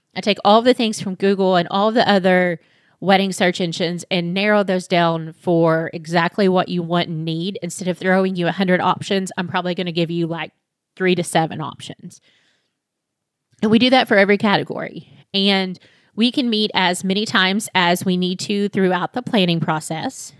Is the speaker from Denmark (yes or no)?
no; Monticello, Kentucky, United States; also born or lived in Lexington, Kentucky; I moved back to my hometown in Monticello, which is about two hours south of Lexington